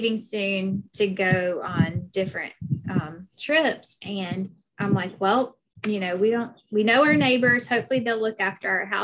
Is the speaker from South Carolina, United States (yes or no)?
yes; Anderson, South Carolina, United States; accent: Southern; moved away as an adult; now in Hawaii, United States; we were both born and raised in Anderson